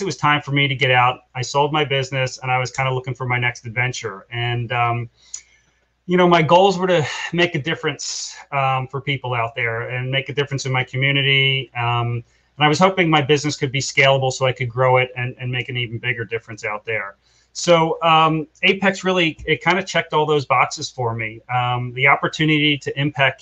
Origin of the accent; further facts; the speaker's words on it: Philadelphia, Pennsylvania, United States; also born or lived in Bensalem, Pennsylvania; I was born and raised in Northeast Philadelphia, Tacony. We moved out of Tacony to Bensalem when I was in seventh grade